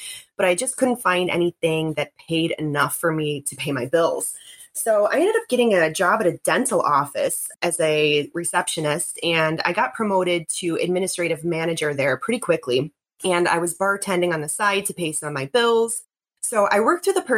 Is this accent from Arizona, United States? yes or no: no; Buffalo, New York, United States; I grew up in Buffalo